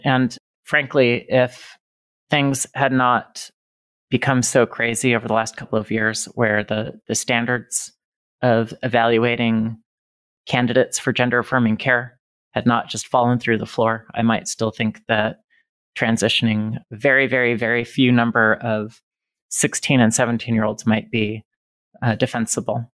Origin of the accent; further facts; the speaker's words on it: Reno, Nevada, United States; now in Indiana, United States; I was growing up in Reno, Nevada.